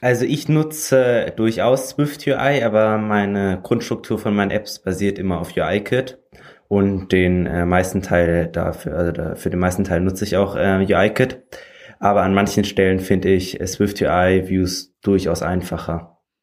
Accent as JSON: {"language": "German", "region": "Schleswig-Holstein", "country": "Germany", "said": "ich komme aus Schleswig-Holstein, hier aus dem Norden"}